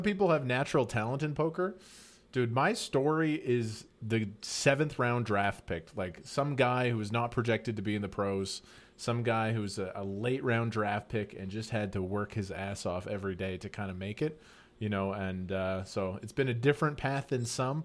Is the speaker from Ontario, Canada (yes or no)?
no; northern Alberta, Canada; I was born in Northern Canada. It's just like a low income family.